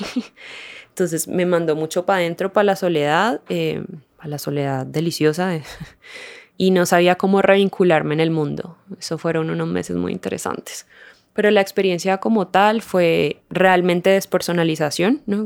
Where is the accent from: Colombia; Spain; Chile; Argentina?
Colombia; Cali, Valle del Cauca; moved away as an adult; also born or lived in Uruguay; Yo soy caleña y viví en Cali por ahí hasta los 21, 22